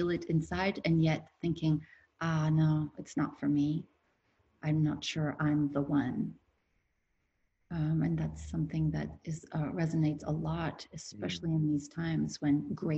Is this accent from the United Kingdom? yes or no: no; France; born there; I'm from a two nationality family. My father is French and my mother was American. And whenever I was born in France. Whenever I was in France, I was the American girl.